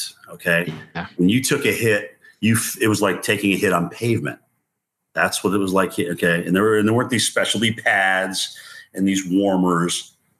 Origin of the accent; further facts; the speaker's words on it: New England, United States; moved away; Even though I'm from New England